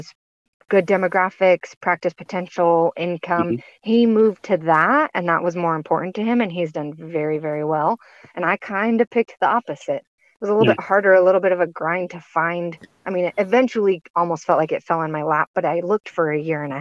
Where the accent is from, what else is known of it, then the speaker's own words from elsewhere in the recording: Arizona, United States; also born or lived in Oregon; I'm from Arizona, went to school in Oregon.